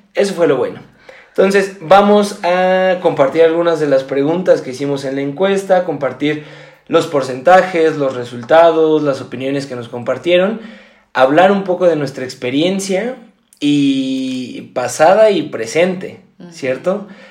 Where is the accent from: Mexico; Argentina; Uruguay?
Mexico; yo soy de México